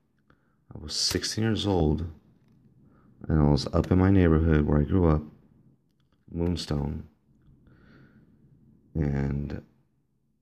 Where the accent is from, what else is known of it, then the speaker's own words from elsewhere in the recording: Los Angeles, California, United States; also born or lived in Downey, California; I believe I was born in Downey, at Downey Hospital. I was raised in El Sereno.